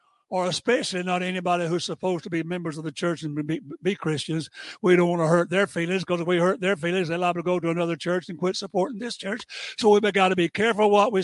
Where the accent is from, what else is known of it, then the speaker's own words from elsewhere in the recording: Tampa, Florida, United States; moved away as an adult; also born or lived in Allentown, Pennsylvania; But I was born and raised in the South. I was born in Tampa. And you can't be more Southern than I'm Southern